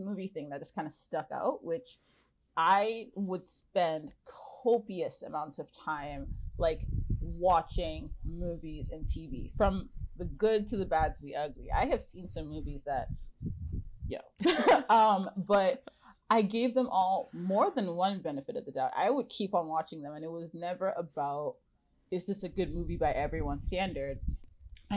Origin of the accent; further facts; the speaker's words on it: Nigeria; moved away as an adult; also born or lived in Ontario, Canada; now in Vancouver, Canada; I'm Nigerian and I moved here 8 years ago.